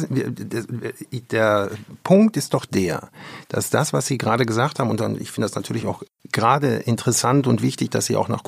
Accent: West Germany, Germany; Und das habe ich übrigens als Wessi, der in der Sowjetunion war, in einer mir sehr berührenden Weise erfahren.

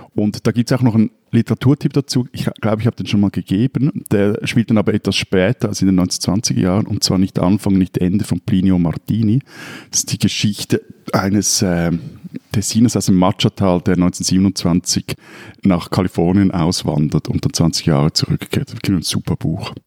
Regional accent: Switzerland; bei uns in der Schweiz

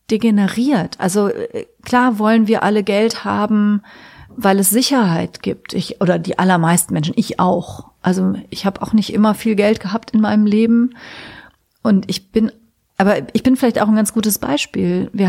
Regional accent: Trier, Rhineland-Palatinate, Germany; Ich komme ja aus Trier, ne?

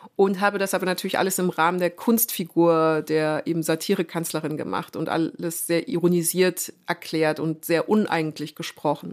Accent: Munich, Bavaria, Germany; also born or lived in France; Und ich bin gebürtige Münchnerin

